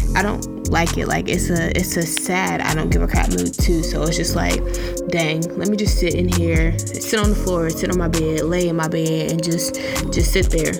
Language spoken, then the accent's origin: English; North Carolina, United States; I am from North Carolina, 336 Trefo